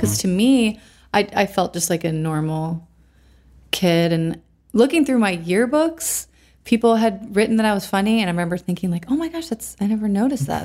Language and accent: English; Canandaigua, New York, United States; also born or lived in Rochester, New York / Pennsylvania; I was born in Canandaigua, New York. Canandaigua Lake is one of the Finger Lakes in upstate New York, so close to Rochester, which is where I lived later in life.